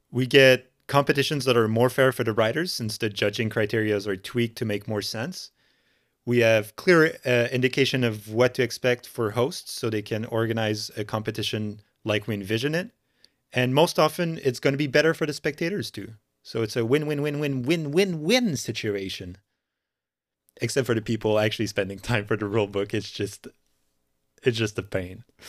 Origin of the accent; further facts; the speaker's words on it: Montreal, Quebec, Canada; I'm from Montreal in Canada.